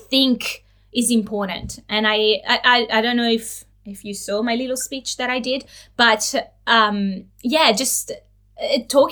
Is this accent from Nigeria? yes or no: no; Italy; now in Australia; I'm originally from Italy